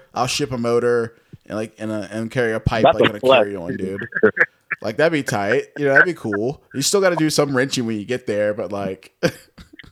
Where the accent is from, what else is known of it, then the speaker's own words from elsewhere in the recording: Richmond, Virginia, United States; I grew up in Virginia, so I'm from Virginia. I've been here my whole life